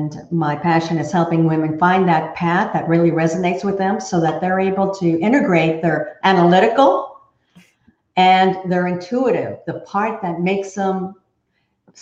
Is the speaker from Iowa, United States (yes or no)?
no; Texas, United States; also born or lived in Fort Worth, Texas; I am a true Texan. I was born and raised in Texas